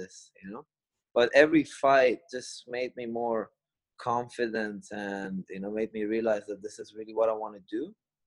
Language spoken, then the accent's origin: English; Kuala Lumpur, Malaysia; I grew up in Kuala Lumpur, Malaysia